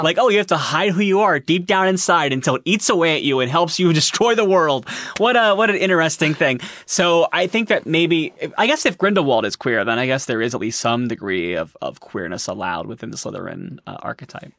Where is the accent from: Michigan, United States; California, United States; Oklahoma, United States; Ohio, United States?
Ohio, United States; Columbus; I am from Columbus, Ohio.